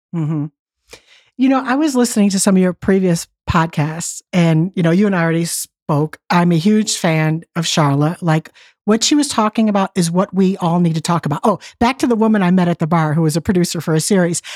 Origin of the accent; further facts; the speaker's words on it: Detroit, Michigan, United States; I grew up in Detroit, and my father was laid off from the plants